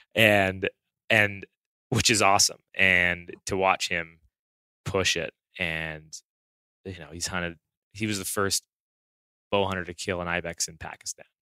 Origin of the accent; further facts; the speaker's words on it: Southern Alberta, Canada; I grew up in Southern Alberta.